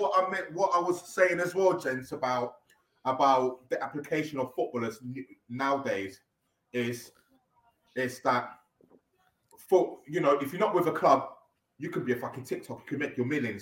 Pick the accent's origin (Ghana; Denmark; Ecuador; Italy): Ghana; now in England; I'm from Ghana as well.